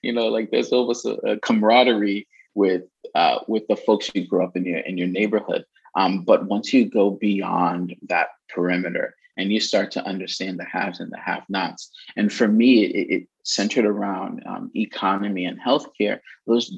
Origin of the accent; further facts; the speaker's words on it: New York City, New York, United States; moved away as an adult; also born or lived in Queens, New York / Boston, Massachusetts; now in Massachusetts, United States; I'm originally Brooklyn, New York. I was born in Queens